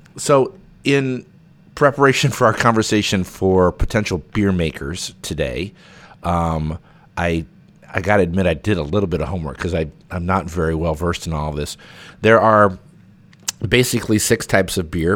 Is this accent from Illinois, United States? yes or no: yes; Pekin, Illinois, United States; we grew up in Pekin together